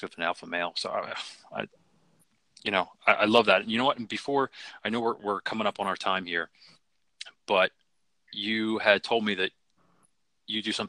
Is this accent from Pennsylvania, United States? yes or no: yes; Philadelphia, Pennsylvania, United States; I grew up in Philly in the city